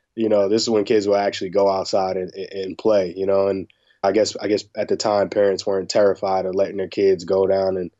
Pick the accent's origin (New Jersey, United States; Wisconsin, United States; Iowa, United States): New Jersey, United States; Rahway; I grew up, a 5-minute walk from the prison.